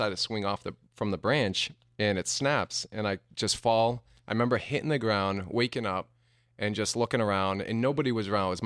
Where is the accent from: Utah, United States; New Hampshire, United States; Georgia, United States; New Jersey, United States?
New Hampshire, United States; Uh, New Hampshire.